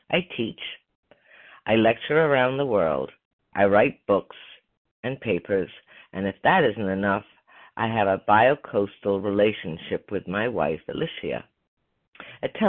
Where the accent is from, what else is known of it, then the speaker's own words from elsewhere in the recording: Beaver, Pennsylvania, United States; I grew up in Beaver, Pennsylvania, a small town outside Pittsburgh, where we lived in a real old style neighborhood.